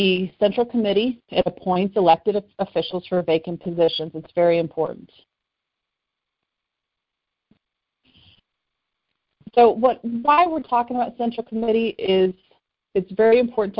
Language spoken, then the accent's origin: English; West Chester, Ohio, United States; here in Butler County, in my hometown